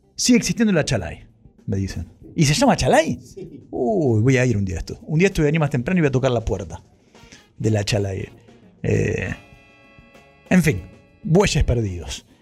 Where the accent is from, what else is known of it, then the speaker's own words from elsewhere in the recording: Ituzaingó, Buenos Aires Province, Argentina; yo sé que esto lo hacemos desde Ituzaingó y es mi pueblo natal, es mi ciudad natal